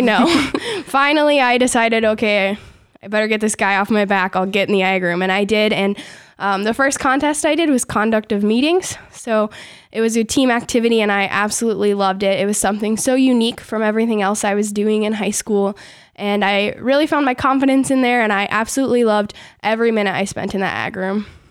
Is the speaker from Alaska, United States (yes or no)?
no; Forest City, Iowa, United States; I grew up near Forest City, Iowa